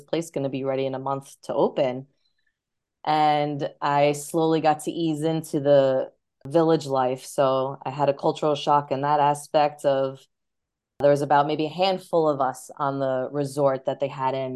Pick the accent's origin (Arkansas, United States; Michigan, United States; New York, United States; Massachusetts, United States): New York, United States; moved away as an adult; also born or lived in Ohio / Los Angeles; being born and raised in New York, I always wanted to stay in New York